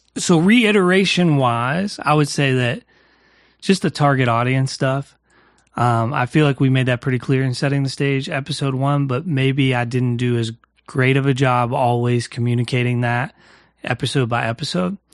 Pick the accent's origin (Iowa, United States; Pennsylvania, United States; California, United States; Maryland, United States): Pennsylvania, United States; New Castle; my hometown, Newcastle, uh, Pennsylvania